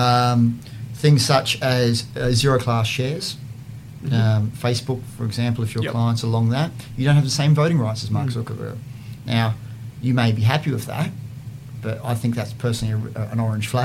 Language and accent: English; Queensland, Australia; also born or lived in Boston / London; I grew up in Queensland